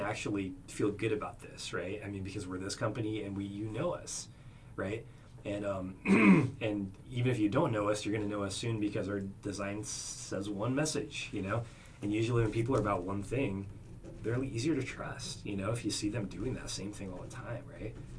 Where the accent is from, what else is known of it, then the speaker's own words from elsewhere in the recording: Oregon, United States; now in Arizona, United States; I'm from Oregon